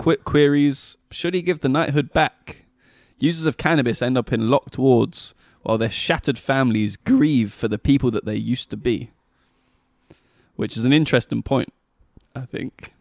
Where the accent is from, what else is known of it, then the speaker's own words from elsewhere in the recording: Scotland, United Kingdom; I am a Scot